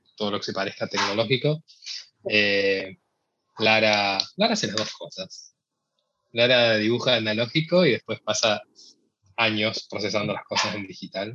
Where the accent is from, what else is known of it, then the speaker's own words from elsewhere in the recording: Córdoba, Argentina; moved away as an adult; now in United States; yo soy de Córdoba